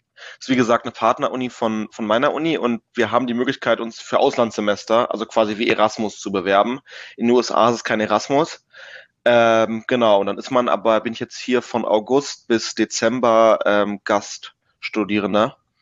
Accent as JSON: {"language": "German", "region": "Berlin", "country": "Germany", "tie": "born or raised there", "said": "ich bin gebürtiger Berliner und habe auch bis auf mal so ein paar Monate Ausnahme für ein Praktikum ähm, in Berlin gelebt. Ich bin groß geworden in Steglitz-Zehlendorf in Lichterfelde"}